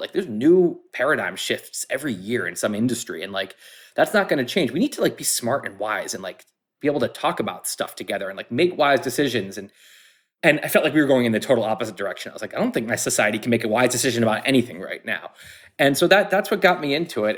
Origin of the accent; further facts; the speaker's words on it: United States; I grew up in American society